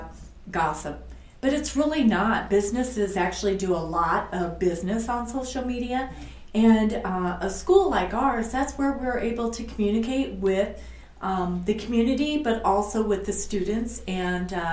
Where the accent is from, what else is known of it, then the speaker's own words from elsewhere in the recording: Fort Dodge, Iowa, United States; moved away as an adult; I actually grew up in Fort Dodge, Iowa, and I went to the public school and I graduated from Fort Dodge Senior High